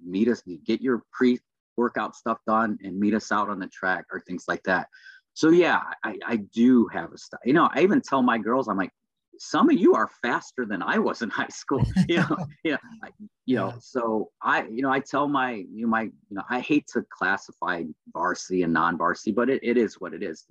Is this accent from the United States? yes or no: yes; Lake County, Indiana, United States; also born or lived in Gary, Indiana / East Chicago, Indiana / Portage, Indiana; I grew up in Lake County, Indiana